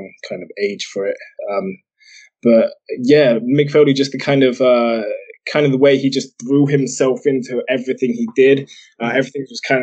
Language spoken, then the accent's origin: English; Bristol, South West England, United Kingdom; accent: mongrel accent that nobody can quite place; I'm actually from Bristol in England.